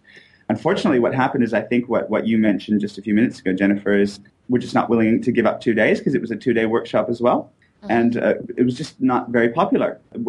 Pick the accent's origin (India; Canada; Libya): Canada; also born or lived in United States; now in Australia; I'm actually originally from Canada. I've only been over here for a few years.